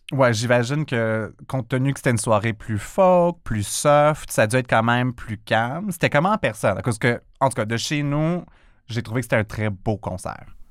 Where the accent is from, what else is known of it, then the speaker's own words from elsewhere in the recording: Quebec, Canada; notre identité québécoise